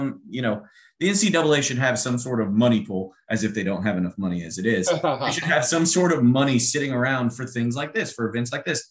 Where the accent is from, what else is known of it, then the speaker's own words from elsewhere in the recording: South Louisiana, United States; I grew up in South Louisiana.